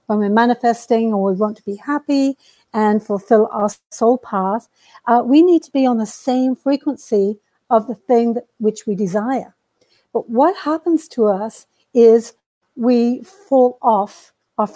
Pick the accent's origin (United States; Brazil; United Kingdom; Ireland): United Kingdom; now in Canada; I am a Brit who came here a long time ago.